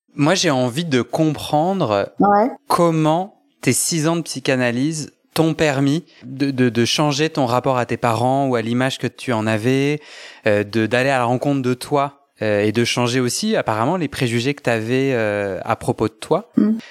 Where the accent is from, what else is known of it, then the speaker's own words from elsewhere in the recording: Versailles, Île-de-France, France; grandi à Versailles dans un milieu assez conservateur